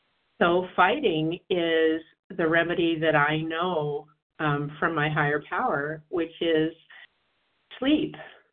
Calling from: Washington, District of Columbia, United States; from D.C. and Washington, D.C.

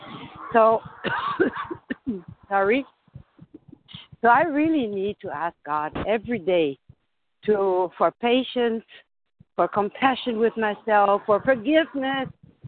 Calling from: Germany; I'm in recovery, and I'm calling from Germany.

